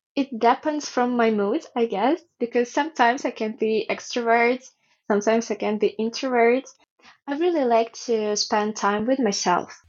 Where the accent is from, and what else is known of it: Ukraine; born or raised there; English is a second language; moved away as an adult; now in Japan